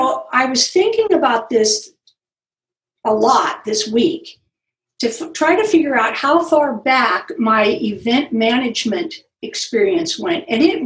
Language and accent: English; Los Gatos, California, United States; Well, I grew up in Los Gatos.